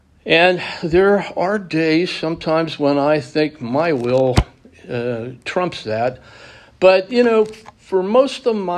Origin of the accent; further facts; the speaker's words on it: Pittsburgh, Pennsylvania, United States; We came from Pittsburgh. We were Steeler fans